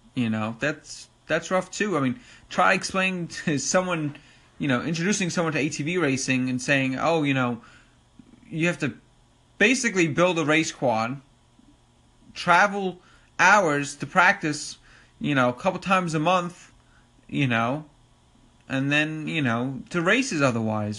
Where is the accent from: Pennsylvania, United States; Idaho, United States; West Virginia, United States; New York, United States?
New York, United States; Long Island; accent: New York; I'm from New York, Long Island to be exact. Uh, as you probably could tell from my New York accent